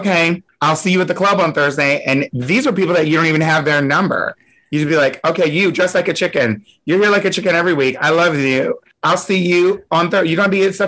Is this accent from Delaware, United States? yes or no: yes; Delaware, United States; also born or lived in Hershey, Pennsylvania; now in New York, United States; I grew up in Delaware, but I was born in Pennsylvania, in Hershey, Pennsylvania